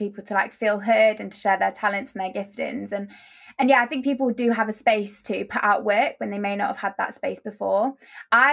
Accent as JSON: {"language": "English", "town": "Nottingham", "region": "East Midlands", "country": "United Kingdom", "said": "I'm 19 years old and I'm from Nottingham."}